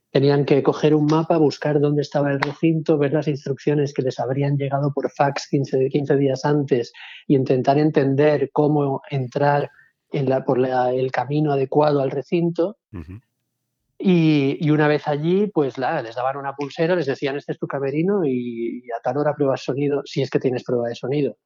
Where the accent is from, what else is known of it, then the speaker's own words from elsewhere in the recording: Palma, Balearic Islands, Spain; yo soy de Palma, que tampoco es un pueblo